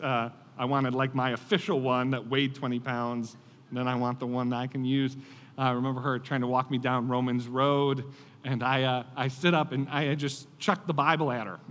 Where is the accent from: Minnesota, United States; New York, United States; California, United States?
New York, United States; Buffalo; I grew up in Buffalo, New York, uh, in the Rust Belt